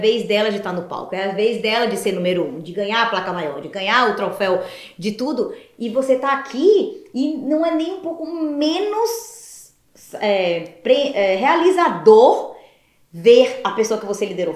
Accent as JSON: {"language": "Portuguese", "town": "Ilhéus", "region": "Bahia", "country": "Brazil", "also_born_or_lived": "Belém, Pará", "moved": "yes", "lives_now": "United States", "said": "Eu sou de Ilhéus, na Bahia, interior da Bahia"}